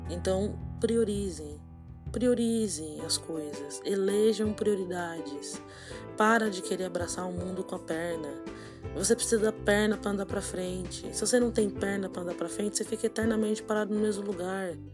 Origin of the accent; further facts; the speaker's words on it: São Paulo, Brazil; Vamos eu sou, sou paulista, eu moro aqui em São Paulo, capital.